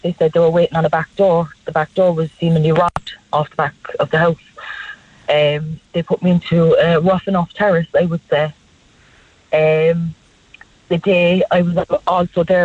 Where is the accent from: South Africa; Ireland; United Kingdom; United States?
Ireland; Cork, Munster; I'm from White's Cross all my life, kind of up by the Black Man